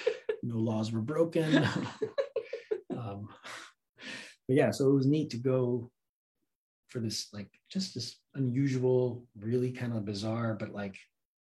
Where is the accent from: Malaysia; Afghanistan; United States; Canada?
Afghanistan; I said, you know, I'm from Afghanistan originally.